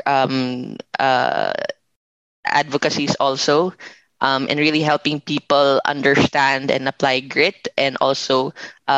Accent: Philippines; I am from the Philippines and currently based in the Philippines

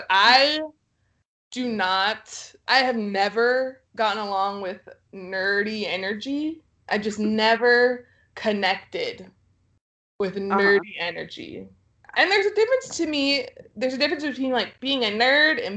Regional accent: Texas, United States; I'm from Texas

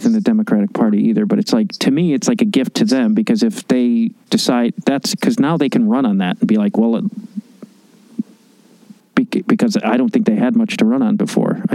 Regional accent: Chicago, Illinois, United States; now in Los Angeles, United States; I grew up in Chicago

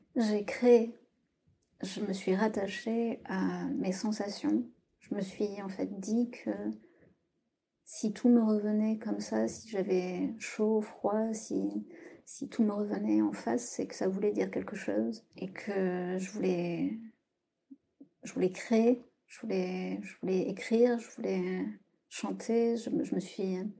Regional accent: south-west France, France; moved away as an adult; now in Paris, France; Je vis à Paris depuis une dizaine d'années et je viens du sud-ouest de la France.

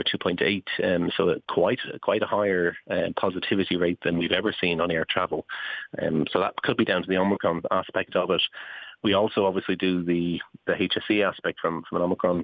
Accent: Ireland; as an Irishman, it's very important to me that we do have a presence here in Ireland

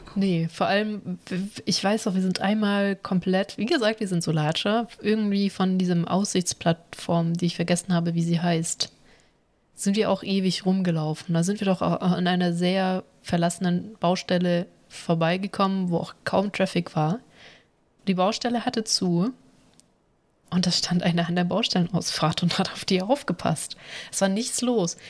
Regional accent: Germany; uns als Deutsche

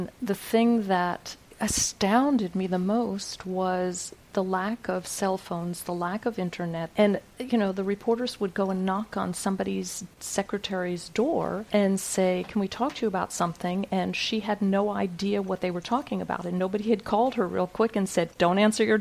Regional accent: United States; now in France; I'm the American

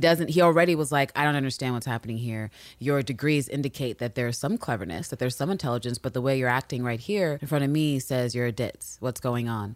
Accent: United States; because we are American

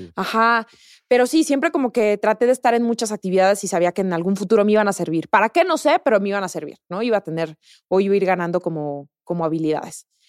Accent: La Piedad, Michoacán, Mexico; moved away as an adult; also born or lived in Guadalajara, Mexico; now in Mexico City, Mexico; crecí en La Piedad

